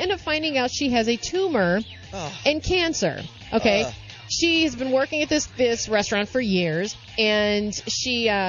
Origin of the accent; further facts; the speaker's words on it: St. Louis, Missouri, United States; moved away; also born or lived in San Francisco / Oakland; I'm originally from St. Louis.